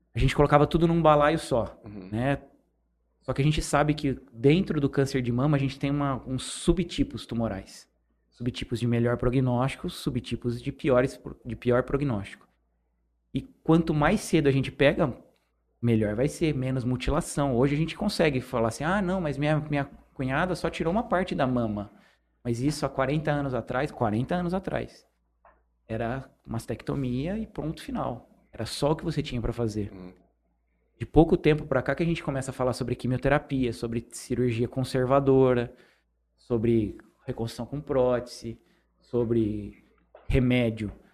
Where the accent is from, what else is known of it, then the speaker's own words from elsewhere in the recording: Presidente Prudente, São Paulo, Brazil; moved away; Vim de Presidente Prudente, meus quatro, meus outros quatro irmãos estão de lá